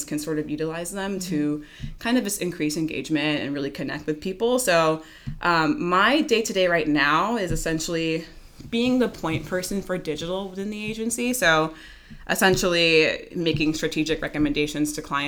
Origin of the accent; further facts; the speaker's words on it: Houston, Texas, United States; also born or lived in New York; now in Los Angeles, United States; I grew up in Houston